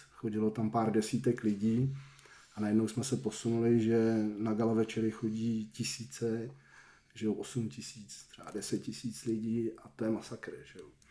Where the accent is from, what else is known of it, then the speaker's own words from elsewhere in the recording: Rakovník, Central Bohemian Region, Czechia; now in Hradec Králové, Czech Republic; A na sídlišti jsem vyrůstal v Rakovníku